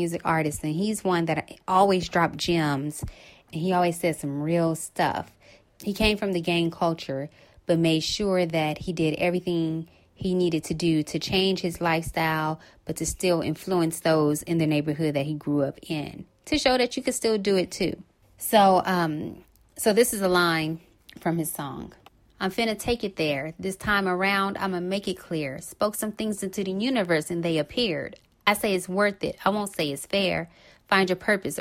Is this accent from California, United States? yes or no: yes; Los Angeles, California, United States; right here in my hometown